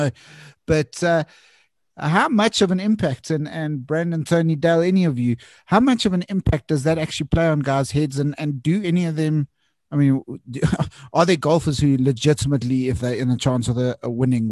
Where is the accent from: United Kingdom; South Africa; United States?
South Africa; as a South African